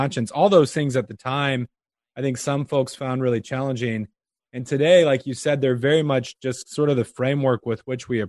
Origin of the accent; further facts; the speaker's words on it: Omaha, Nebraska, United States; moved away as an adult; also born or lived in Pittsburgh, Pennsylvania; now in Des Moines, United States; I grew up in Omaha, and my family still lives there